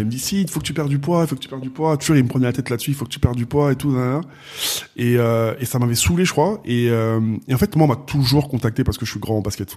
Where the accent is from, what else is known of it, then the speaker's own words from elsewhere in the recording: Asnières-sur-Seine, Île-de-France, France; je suis né, j'ai grandi à Agnières dans le 92